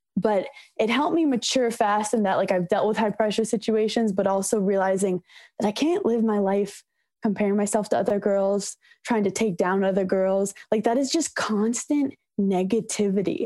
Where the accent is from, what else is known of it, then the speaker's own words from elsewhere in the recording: New York City, New York, United States; growing up in New York City